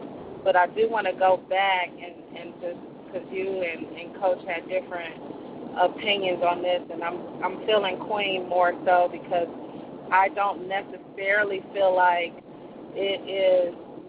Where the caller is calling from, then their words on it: Nashville, Tennessee, United States; I'm calling from Nashville.